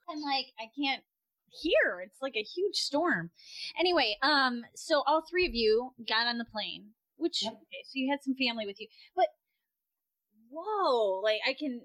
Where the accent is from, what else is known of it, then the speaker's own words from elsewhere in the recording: Michigan, United States; moved away as an adult; now in Netherlands; I moved in 2009, and I'm from Michigan, so I'm used to the snow.